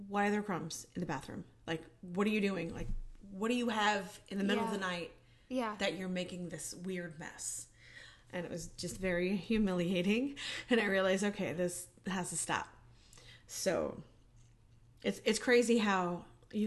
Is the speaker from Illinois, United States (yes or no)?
no; New York, United States; growing up in New York and then moving on to an abusive marriage